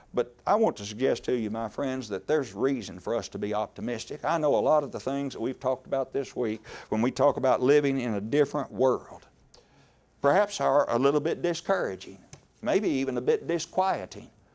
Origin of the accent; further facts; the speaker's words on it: Horse Cave, Kentucky, United States; I am from Horse Cave, Kentucky